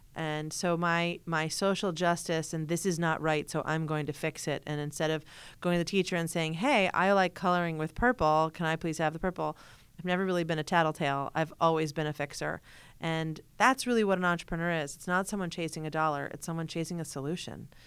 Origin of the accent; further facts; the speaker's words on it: Hartford, Connecticut, United States; I grew up in Hartford, Connecticut